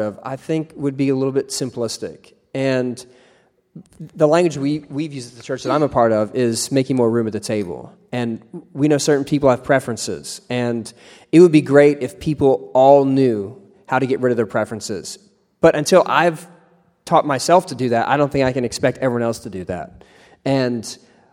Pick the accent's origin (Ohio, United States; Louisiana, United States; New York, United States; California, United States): Ohio, United States; where I grew up in Ohio